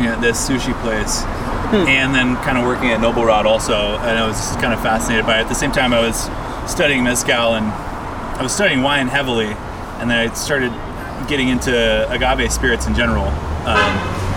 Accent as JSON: {"language": "English", "town": "Vancouver", "region": "Washington", "country": "United States", "tie": "born or raised there", "said": "I grew up in Vancouver."}